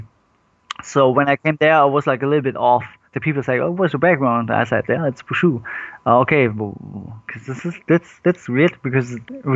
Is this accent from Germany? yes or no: yes; Cologne, North Rhine-Westphalia, Germany; I was born in Germany, but my parents moved when they was like 18, they moved to Germany. And I was born and raised in Germany.